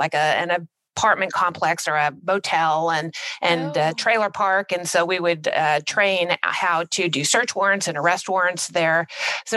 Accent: California, United States; also born or lived in Washington, D.C.; I'm from California and my entire career, I was assigned to the Los Angeles field office

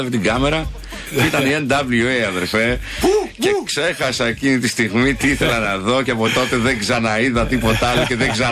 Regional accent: Siatista, Western Macedonia, Greece; born or raised there

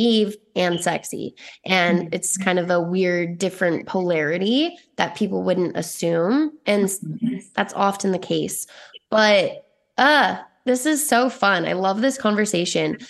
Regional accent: Hurricane, Utah, United States; I'm from Hurricane, Utah, a very small religious town, mostly Mormon

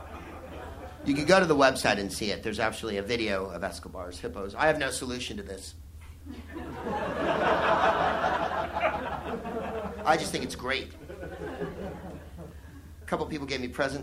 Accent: United States; I'm from America, and we sing cowboy songs

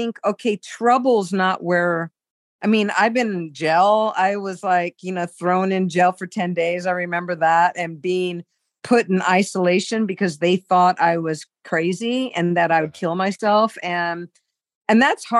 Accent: San Diego, California, United States; I was from San Diego

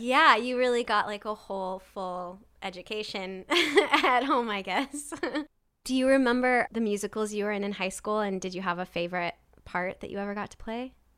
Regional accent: Nebraska, United States; also born or lived in New York City, United States; now in Los Angeles, United States; I'm originally from Nebraska, and then I moved to New York

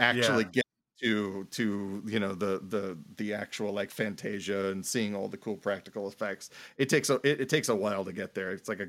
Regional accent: Indianapolis, Indiana, United States; I grew up on the south side of Indianapolis.

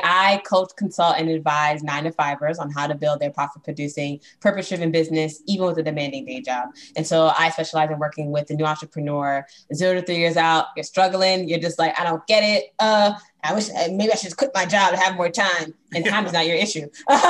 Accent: Brooklyn, New York, United States; also born or lived in Boston, United States; So I grew up actually in Brooklyn, New York, and Boston, Massachusetts.

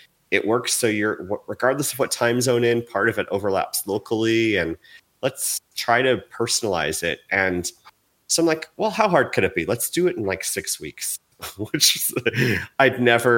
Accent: United States

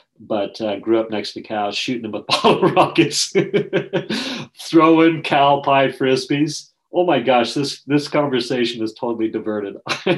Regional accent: Jackson, Wyoming, United States; I grew up in Wyoming, so Jackson Hole, Wyoming, and my family moved there. My father moved there when I was about 3 years old, verging on four.

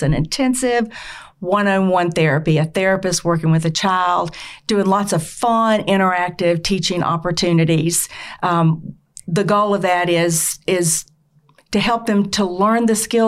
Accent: Aiken, South Carolina, United States; now in Greenville, United States; I am also from South Carolina, but from the Aiken area.

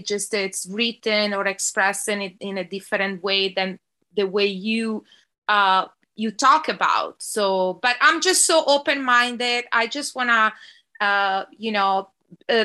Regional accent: Genoa, Liguria, Italy; moved away as an adult; now in Los Angeles, United States; I'm from Genova, Italy, but I've been in LA 20 years.

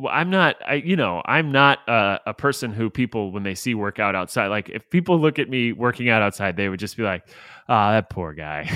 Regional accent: St. Petersburg, Florida, United States; I grew up in Saint Petersburg, Florida

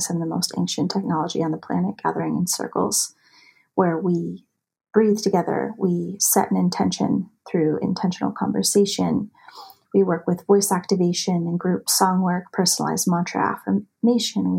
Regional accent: United States; also born or lived in Montana / Idaho; I was raised in the mountains. I grew up in Montana. I grew up in Idaho

